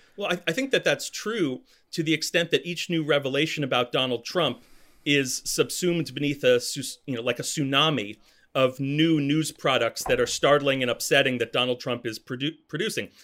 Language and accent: English; United States; as Americans